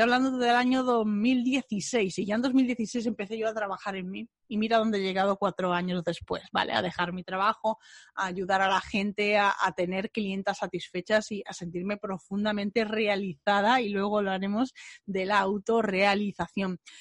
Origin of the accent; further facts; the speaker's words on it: Bilbao, Basque Country, Spain; moved away; Me fui a Bilbao a ver a mi familia, a ver a mi tierra